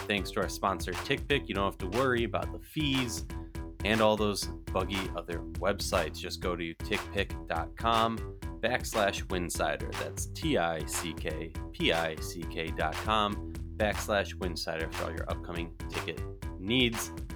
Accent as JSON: {"language": "English", "region": "Minnesota", "country": "United States", "tie": "born or raised there", "said": "in Minnesota, my, uh, my hometown, where, where I'm from"}